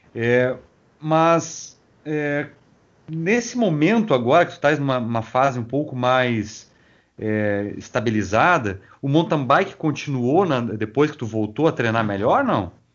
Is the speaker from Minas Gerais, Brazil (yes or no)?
no; Rio Grande, Rio Grande do Sul, Brazil; Eu sou natural de Rio Grande, e ali é plano